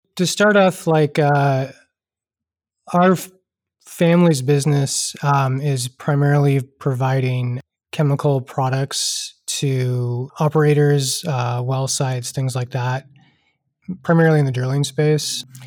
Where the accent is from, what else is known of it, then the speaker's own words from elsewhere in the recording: Houston, Texas, United States; also born or lived in Pittsburgh; I am uh, born and raised in Texas, uh, originally from Houston